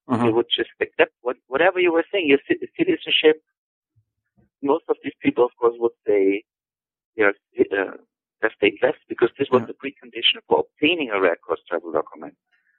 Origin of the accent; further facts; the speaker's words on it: Tyrol, Austria; So when I go in, you know, to my home country, to Tirol, these agricultural machines